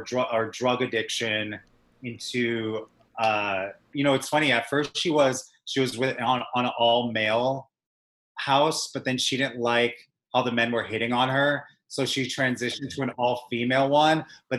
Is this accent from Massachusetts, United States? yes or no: yes; Massachusetts, United States; moved away as an adult; also born or lived in Los Angeles; now in New York, United States; I was born in Massachusetts.